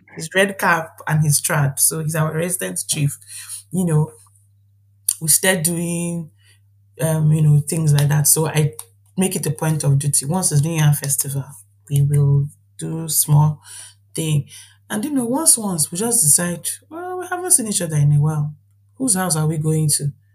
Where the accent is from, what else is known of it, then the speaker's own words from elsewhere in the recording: Nigeria; moved away as an adult; now in Ireland; being a Nigerian